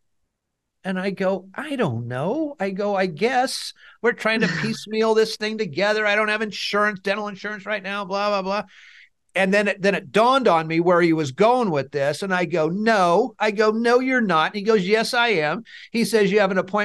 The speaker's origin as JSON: {"language": "English", "town": "Fresno", "region": "California", "country": "United States", "tie": "born or raised there", "said": "I'm from Fresno. I was born and raised here."}